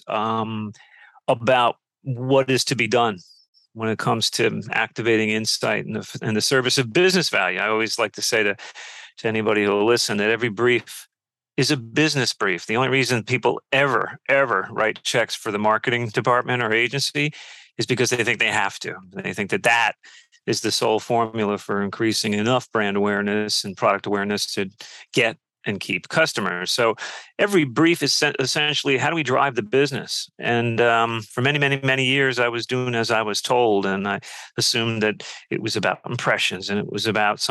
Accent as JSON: {"language": "English", "town": "Peekskill", "region": "New York", "country": "United States", "tie": "born or raised there", "also_born_or_lived": "London / San Francisco / Washington, D.C. / Montclair, New Jersey", "lives_now": "Brooklyn, United States", "said": "I grew up in Peekskill in Westchester"}